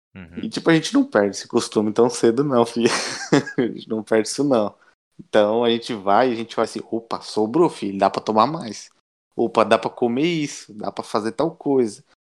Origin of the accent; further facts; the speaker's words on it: Brazil; moved away as an adult; now in Italy; eu sou brasileiro